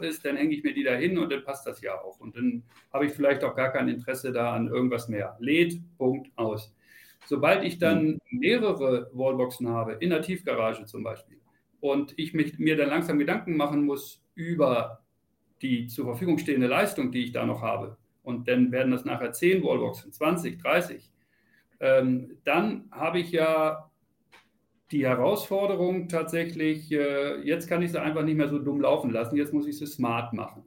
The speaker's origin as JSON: {"language": "German", "town": "Celle", "region": "Lower Saxony", "country": "Germany", "tie": "born or raised there", "moved": "as an adult", "lives_now": "Munich, Germany", "said": "ich komme aus Niedersachsen, Celle und äh, habe da auch viele Jahre, bin da groß geworden"}